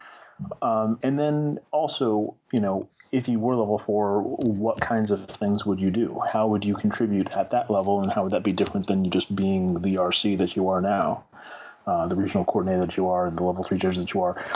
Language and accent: English; Northern California, United States; Northern California has been my home for, you know, basically all my life